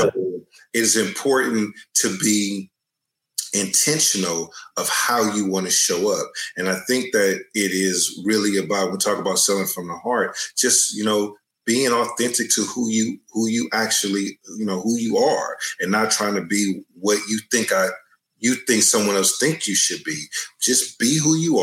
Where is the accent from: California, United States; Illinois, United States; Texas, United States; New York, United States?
California, United States; Oakland; I grew up in Oakland, California, in an area called Brookfield.